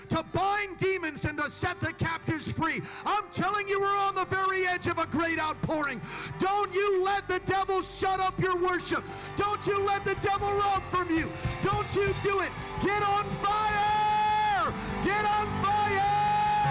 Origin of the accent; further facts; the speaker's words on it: United States; I'm an American